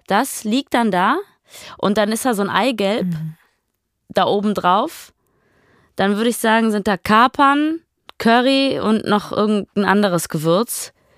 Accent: Ruhr area, North Rhine-Westphalia, Germany; ich komme aus dem Ruhrpott

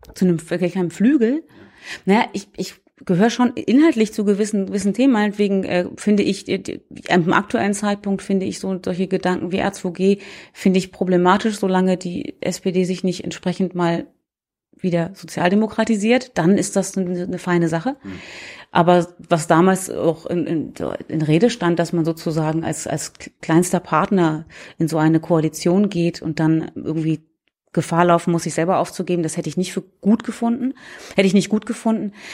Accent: Hamburg, Germany; moved away as an adult; also born or lived in Heidelberg; now in Oldenburg, Germany; Ich komme aus Hamburg ursprünglich.

